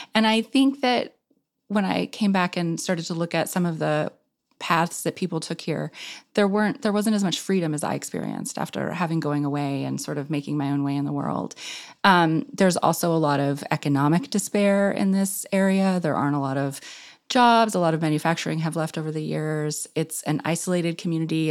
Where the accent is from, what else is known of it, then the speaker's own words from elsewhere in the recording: Clinton, Arkansas, United States; moved away as an adult; my hometown, Clinton, Arkansas, which is on the southern edge of the Ozarks